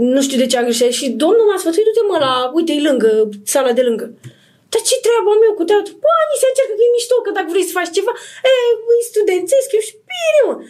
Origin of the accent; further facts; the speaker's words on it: Iași, Iași County, Romania; moved away; also born or lived in Bucharest; vin din Moldova, din Iași